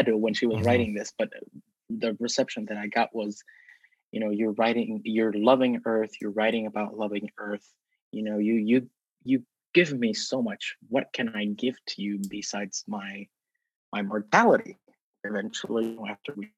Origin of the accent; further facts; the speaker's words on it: Southern California, United States; moved away; I'm from Southern California